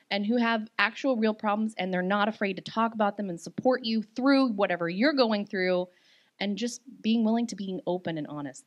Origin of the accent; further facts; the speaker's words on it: Hot Springs, Arkansas, United States; moved away as an adult; also born or lived in Houston; I'm from Hot Springs, Arkansas